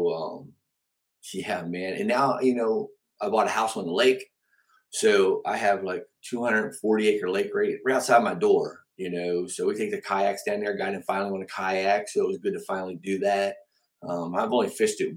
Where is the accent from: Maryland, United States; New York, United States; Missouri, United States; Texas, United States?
Maryland, United States; Cumberland; moved away as an adult; also born or lived in Alabama; now in Winchester, United States; born and raised in Cumberland, Maryland